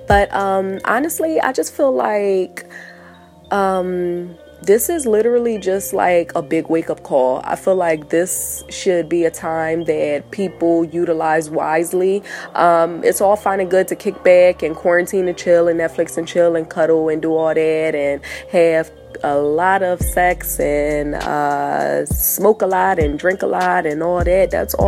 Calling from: Delaware, United States; I'm calling in from Delaware.

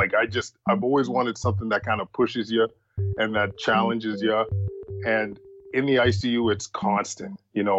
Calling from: Ottawa, Ontario, Canada; I am calling from the Ottawa Hospital Civic Campus.

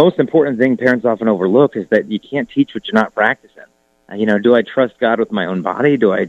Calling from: Arizona, United States; From Arizona. My home gym in the garage in Arizona was nearing its end anyway.

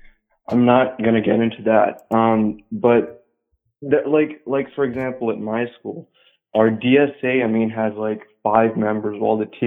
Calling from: Southern California, United States; I'm calling in from SoCal

